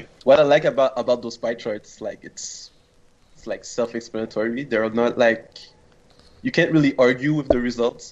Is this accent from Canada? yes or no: yes; Montreal, Quebec, Canada; I'm from uh, Montreal, Canada.